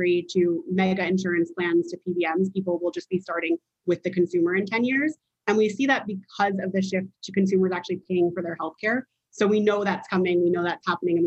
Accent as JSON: {"language": "English", "town": "Princeton", "region": "New Jersey", "country": "United States", "tie": "born or raised there", "said": "I grew up in Princeton, New Jersey"}